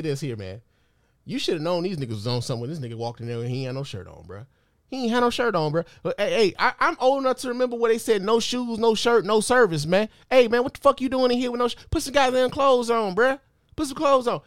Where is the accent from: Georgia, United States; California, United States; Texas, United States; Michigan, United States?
Michigan, United States; Detroit; also born or lived in Chicago; I'm a Chicago nigga by birth, but I was raised in Detroit